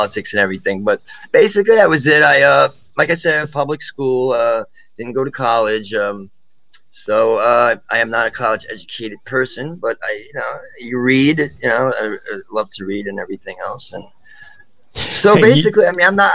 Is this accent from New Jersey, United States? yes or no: yes; Northeastern New Jersey, United States; I was born in 1984. I was born in Northeastern New Jersey.